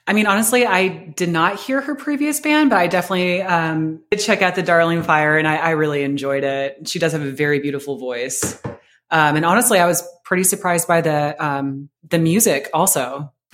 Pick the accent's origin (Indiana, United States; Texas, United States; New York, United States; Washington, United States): Washington, United States; Seattle; moved away as an adult; now in Columbus, United States; I'm from Seattle